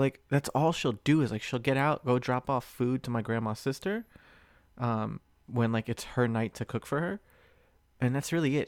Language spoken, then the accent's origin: English; Springfield, Virginia, United States; now in Southern California, United States; my hometown is north like Springfield, Virginia, Northern Virginia DMV, right? So right outside of DC